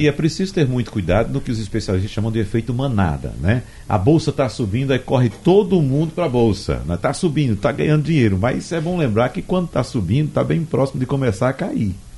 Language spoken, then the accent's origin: Portuguese; Arcoverde, Pernambuco, Brazil; moved away; minha terra Arco Verde, o período que eu vou anualmente para passar o São João